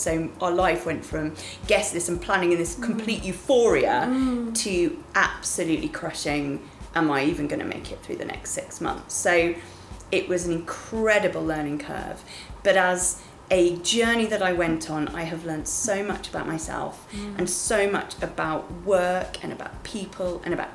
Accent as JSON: {"language": "English", "area": "the West Country near Bath", "region": "South West England", "country": "United Kingdom", "tie": "born or raised there", "moved": "yes", "lives_now": "London, United Kingdom", "said": "I grew up in the West Country near Bath"}